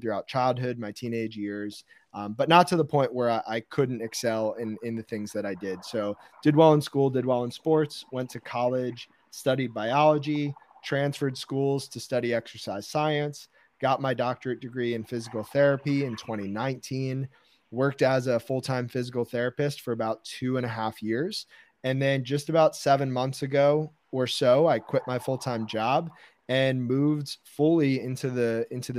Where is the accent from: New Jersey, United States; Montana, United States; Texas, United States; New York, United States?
New Jersey, United States; Westfield; I grew up in Westfield, New Jersey, which is kind of in the middle of the state